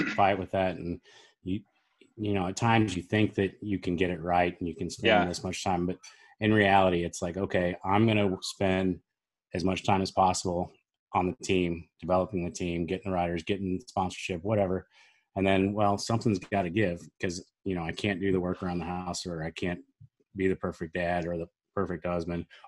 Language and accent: English; Springfield, Missouri, United States; my hometown, Springfield, Missouri